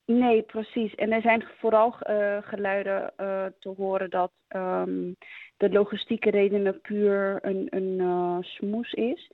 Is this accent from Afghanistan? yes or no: yes; Afghanistan; moved away; wij als Afghanen